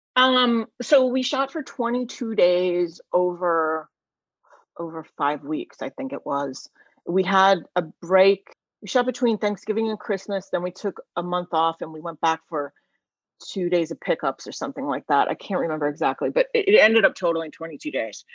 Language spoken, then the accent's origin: English; United States; I grew up right outside of Washington DC